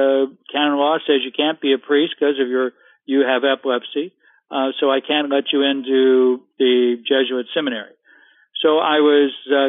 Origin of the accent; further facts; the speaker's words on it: Central California, United States; I'm from California, Central California, raised on a dairy farm